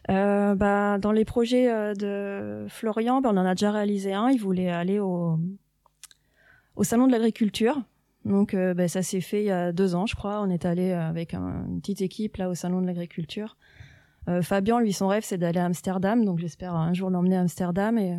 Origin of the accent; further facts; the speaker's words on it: Saint-Floxel, Normandy, France; also born or lived in Montebourg / Valognes / Tours; Enfant, j'habitais à Saint-Floxel.